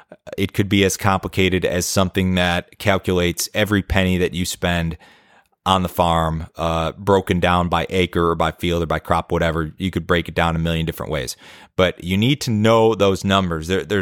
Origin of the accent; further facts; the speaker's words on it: Chicago, Illinois, United States; now in Tennessee, United States; But since I moved to Tennessee from Chicago, where I grew up, I fished a lot more